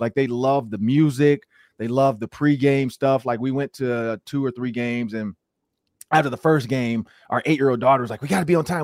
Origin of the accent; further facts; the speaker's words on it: Detroit, Michigan, United States; I grew up in Detroit